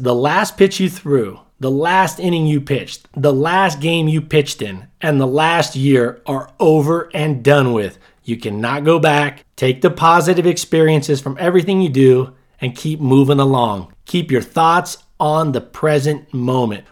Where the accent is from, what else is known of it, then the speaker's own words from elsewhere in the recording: Southern California, United States; moved away; I grew up in Southern California